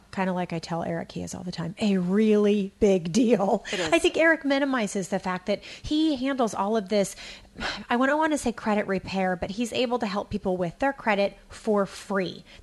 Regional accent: California, United States; I'm from Alameda County.

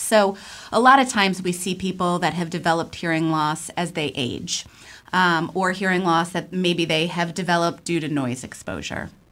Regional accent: Buffalo, New York, United States; moved away as an adult; now in Portland, United States; I am originally from Buffalo, New York. I am a transplant here. I've been here for about 25 years

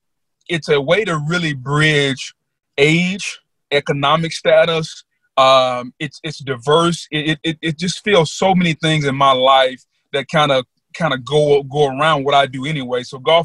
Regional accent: Louisiana, United States; as a young African-American guy growing up in Louisiana

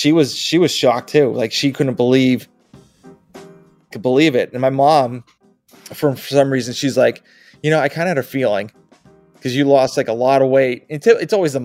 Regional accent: Massachusetts, United States; moved away as an adult; now in Georgia, United States; I'm originally from Massachusetts.

